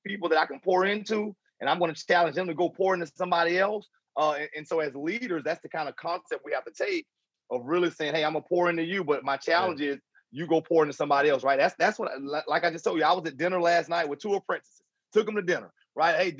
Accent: Jacksonville, Florida, United States; Jacksonville, Florida, my hometown

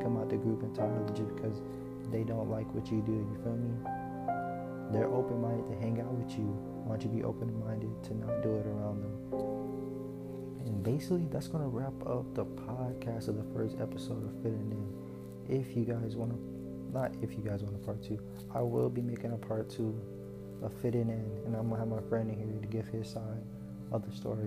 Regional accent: Atlanta, Georgia, United States; moved away; I grew up in Atlanta

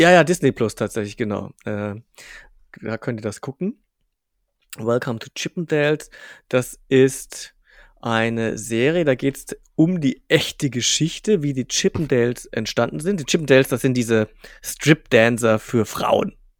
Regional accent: Bavarian provinces, Germany; wir kommen jetzt aus dem Kaff, also wirklich aus, aus, aus, aus jetzt nicht allertiefste bayerische Provinz, aber schon so bisschen Provinz

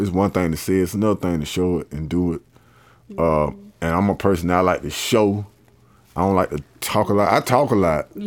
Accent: Columbus, Georgia, United States; I'm from Columbus, Georgia, uh, aka Polar Bear, Georgia, Forest Road

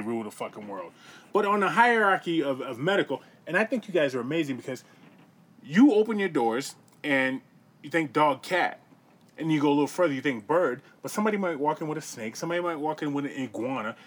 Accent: Boston, Massachusetts, United States; I grew up in Boston

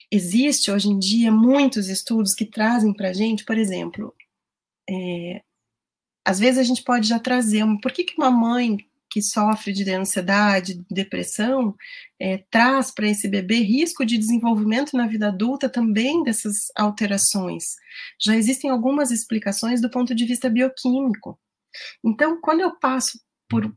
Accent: Rio Grande do Sul, Brazil; eu falo para vocês do Rio Grande do Sul, eu sou gaúcha

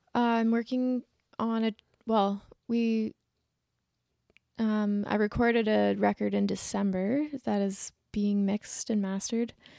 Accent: Ontario, Canada; moved away as an adult; now in Nova Scotia, Canada; I'm from Ontario, but I was living I haven't lived in Ontario in, like, thirteen years.

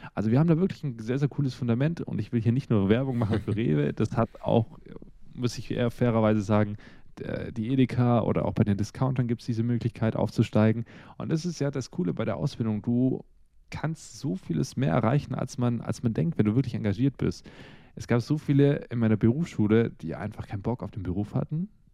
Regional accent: Russia; now in Germany; Ich bin ja ursprünglich in Russland geboren

